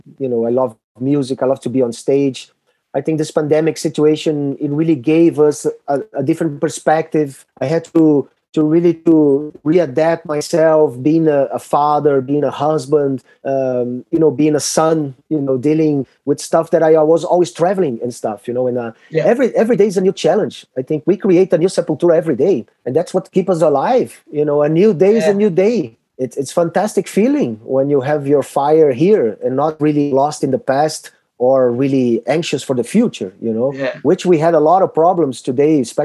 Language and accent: English; Brazil; We are from Brazil